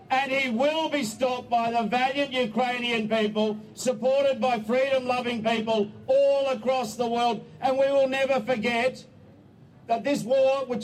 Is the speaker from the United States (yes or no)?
no; Australia; I am here both as a Australian and representing the government